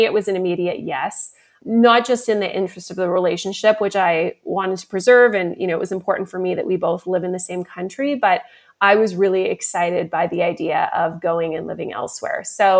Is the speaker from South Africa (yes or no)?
no; Vancouver, British Columbia, Canada; moved away as an adult; also born or lived in Sydney, Australia; now in Munich, Germany; I'm originally from Vancouver, Canada, and I am living in Munich, Germany for about 5 years now.